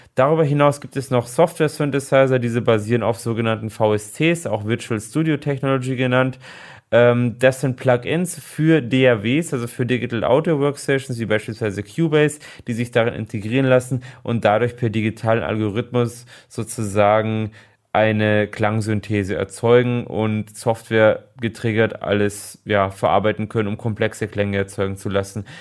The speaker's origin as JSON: {"language": "German", "country": "Germany", "said": "bei uns in Deutschland"}